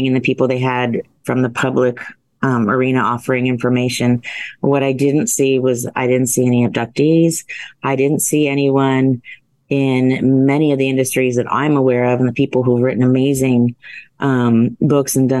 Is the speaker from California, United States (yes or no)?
no; central Ohio, United States; I grew up in the Midwest, central Ohio. We had a family farm